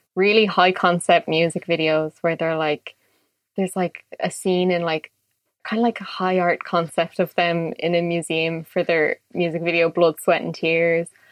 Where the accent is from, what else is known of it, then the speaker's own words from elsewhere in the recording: Dublin, Leinster, Ireland; I'm born and raised in Dublin